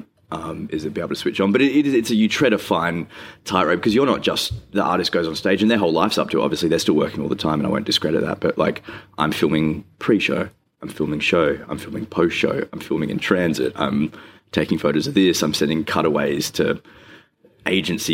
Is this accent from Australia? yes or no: yes; Rockingham, Western Australia, Australia; now in Perth, Australia; I grew up in Rockingham